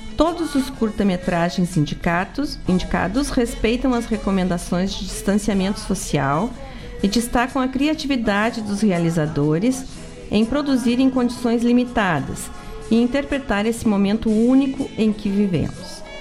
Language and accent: Portuguese; the South, Rio Grande do Sul, Brazil; Nós somos daqui do Sul